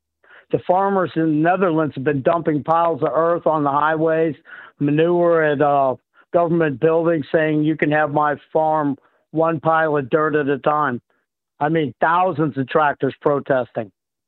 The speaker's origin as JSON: {"language": "English", "region": "Indiana", "country": "United States", "tie": "born or raised there", "also_born_or_lived": "Hawaii", "said": "Well, I grew up in Indiana after my dad retired out of the Navy. And we went from Hawaii to Indiana."}